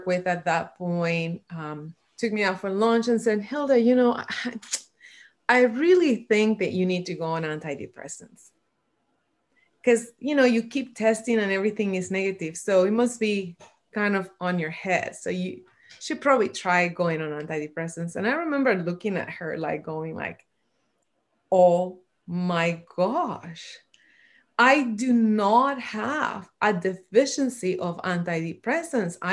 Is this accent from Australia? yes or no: no; Puerto Rico; I was born and raised in Puerto Rico